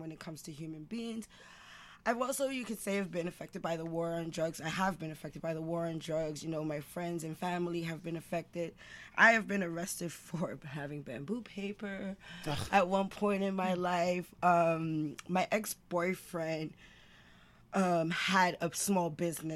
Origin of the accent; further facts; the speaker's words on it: New York City, New York, United States; I'm born and raised in East Harlem